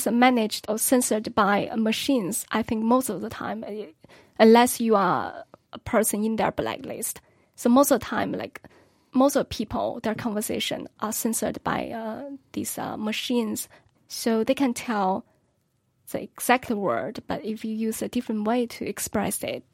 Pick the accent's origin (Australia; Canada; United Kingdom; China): China; now in Beijing, China; Tianjin, near my hometown.